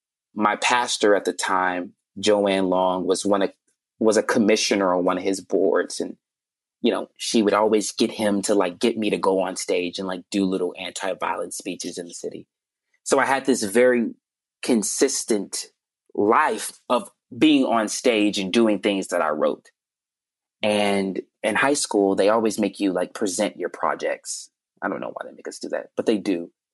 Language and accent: English; Chicago, Illinois, United States; when I was growing up in Chicago